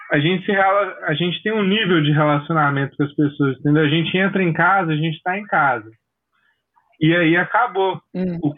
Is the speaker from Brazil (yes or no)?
yes; Maceió, Alagoas, Brazil; sou aqui de Maceió